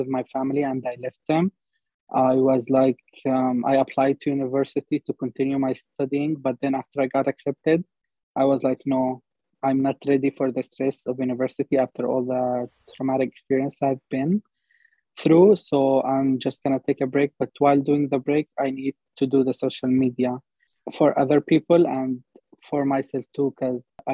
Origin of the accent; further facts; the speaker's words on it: Palestine; moved away as an adult; now in Montreal, Canada; I was born in Palestine, born and raised there. Then I came to Canada 2 years ago